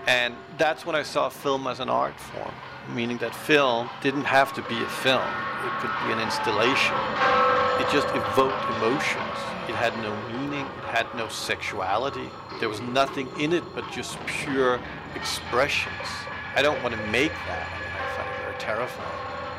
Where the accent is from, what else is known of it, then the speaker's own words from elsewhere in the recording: New York, United States; moved away; also born or lived in Denmark; I grew up in New York